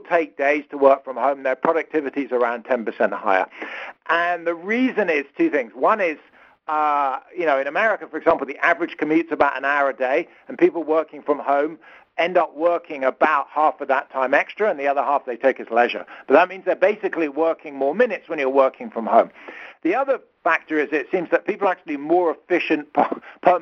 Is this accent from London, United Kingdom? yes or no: yes; London, United Kingdom; accent: British; moved away as an adult; now in Stanford, United States; you can probably hear from my accent, I'm British. I grew up and lived in London till my early 30s